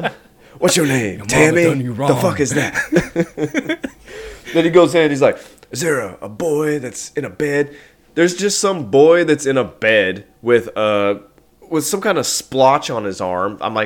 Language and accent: English; Southern Indiana region, Western Kentucky, United States; I'm from not the Appalachian part of Kentucky, but close. I'm from the Western Kentucky, Southern Indiana region, like that kind of area. It is humid as it makes you want to kill yourself.